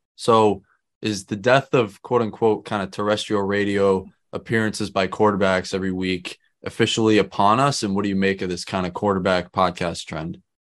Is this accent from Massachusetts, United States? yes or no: yes; Massachusetts, United States; my home state of Massachusetts